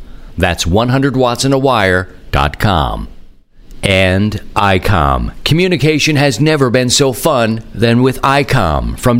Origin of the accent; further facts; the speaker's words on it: Baltimore, Maryland, United States; Yes, I am from Baltimore